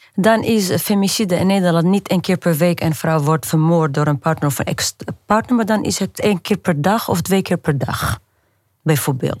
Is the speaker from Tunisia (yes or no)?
yes; Tunisia; moved away; ik ben opgegroeid in Tunesië tussen harem vrouwen